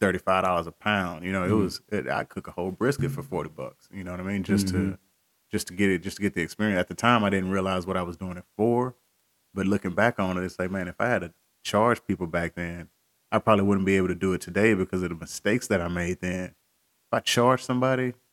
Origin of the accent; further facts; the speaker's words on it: Columbus, Texas, United States; Originally from Columbus, Texas. Small.